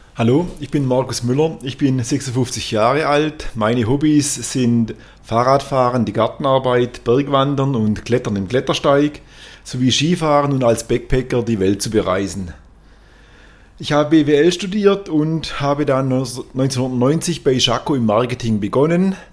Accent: Kolbingen, Baden-Württemberg, Germany; wir sind äh, beide hier in Kolbingen geboren, auch hier zur Schule gegangen, natürlich dann zum, aufs Gymnasium nach Tuttlingen, aber sind Dorfkinder

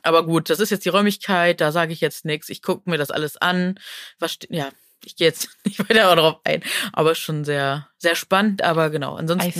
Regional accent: Neuss, North Rhine-Westphalia, Germany; moved away; aus meiner Heimat, also Neuss

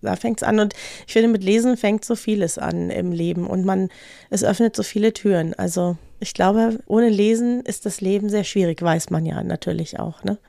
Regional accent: Franconia, Bavaria, Germany; now in Munich, Germany; Ich bin ja in Franken geboren

